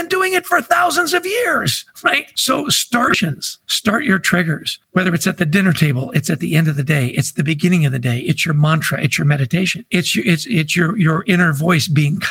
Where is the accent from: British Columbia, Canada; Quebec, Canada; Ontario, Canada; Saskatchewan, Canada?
British Columbia, Canada; Vancouver; I grew up in Vancouver, British Columbia.